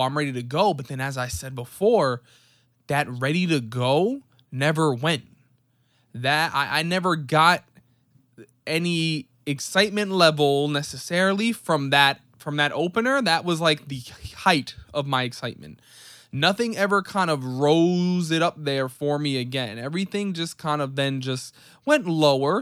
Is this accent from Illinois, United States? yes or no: no; New York City, New York, United States; as a New York City native